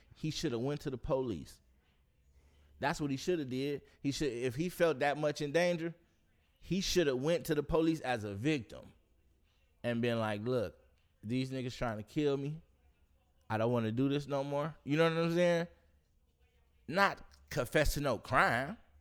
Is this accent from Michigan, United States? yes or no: yes; Detroit, Michigan, United States; I'm from Detroit